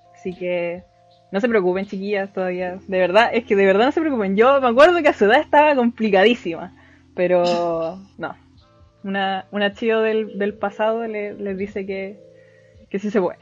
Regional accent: Chile; soy de Chile

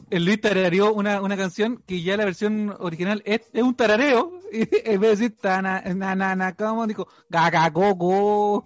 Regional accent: Arica, Arica y Parinacota, Chile; moved away; yo al ser de Arica

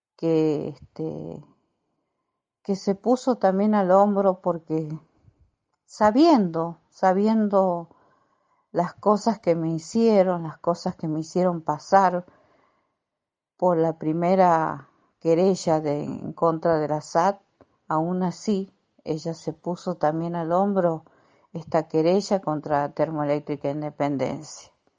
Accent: Santiago del Estero, Argentina; also born or lived in Córdoba; now in San Miguel de Tucumán, Argentina; Soy de San Miguel de Tucumán, nacida en Córdoba. Estuve 12 años en Santiago del Estero, provincia de Santiago del Estero, después me vine a Tucumán

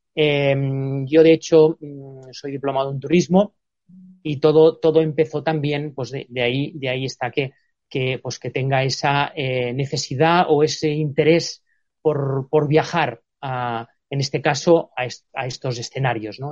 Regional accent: Spain

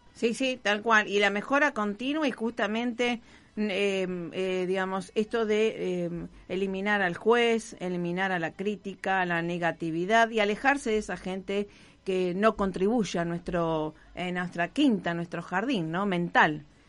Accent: Rosario, Santa Fe, Argentina; born or raised there

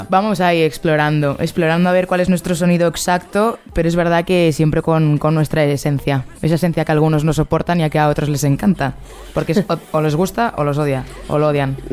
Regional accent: Spain; yo soy aquí de España

